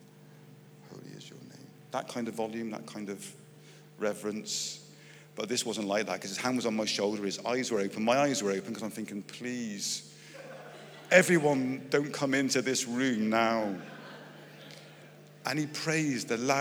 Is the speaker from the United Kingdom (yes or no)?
yes; Bristol, South West England, United Kingdom; I'm from Bristol